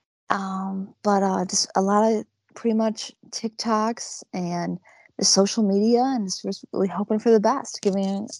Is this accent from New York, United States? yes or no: yes; Buffalo area, upstate New York, United States; born or raised there